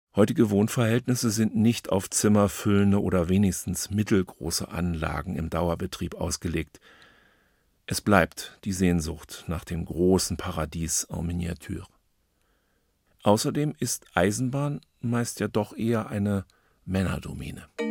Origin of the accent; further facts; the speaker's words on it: Berlin, Germany; als Berliner Junge